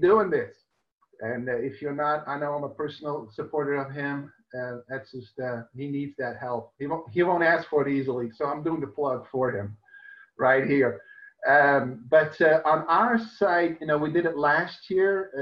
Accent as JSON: {"language": "English", "country": "Netherlands", "moved": "yes", "lives_now": "St. Louis, United States", "said": "I'm from Holland, I'm not an American. I've lived here for a while"}